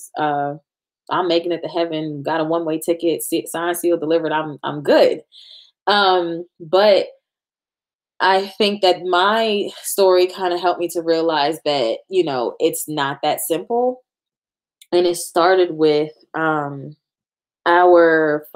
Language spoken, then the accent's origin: English; New York, United States; we're from New York